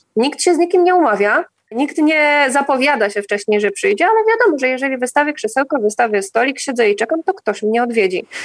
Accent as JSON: {"language": "Polish", "country": "Poland", "moved": "yes", "lives_now": "Crete, Greece", "said": "my mówimy, że z Polski"}